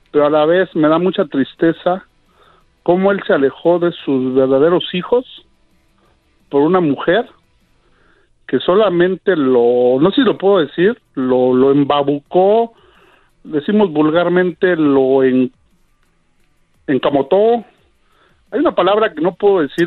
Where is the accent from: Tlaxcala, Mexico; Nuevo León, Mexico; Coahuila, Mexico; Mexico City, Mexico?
Mexico City, Mexico; yo soy de la Ciudad de México